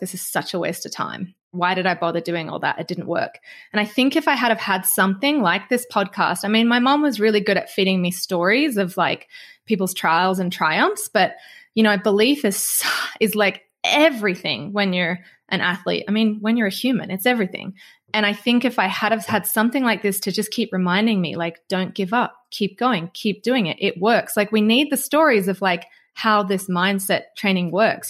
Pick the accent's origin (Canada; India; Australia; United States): Australia; obviously I'm from Australia